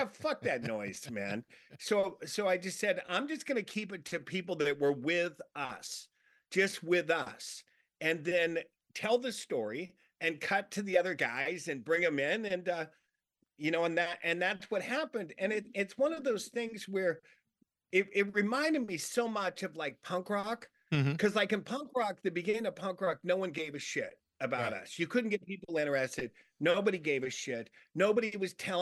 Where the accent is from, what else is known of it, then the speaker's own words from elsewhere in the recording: Long Beach, California, United States; I grew up in Long Beach, and it was, you know, the area that I grew up in, lower middle class